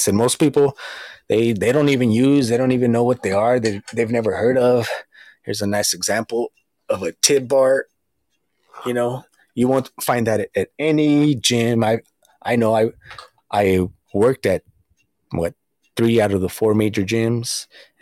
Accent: Southern California, United States; I'm from Southern California

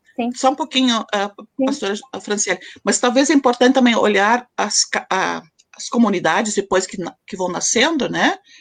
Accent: Candelária, Rio Grande do Sul, Brazil; eu sou natural de Candelária, Rio Grande do Sul

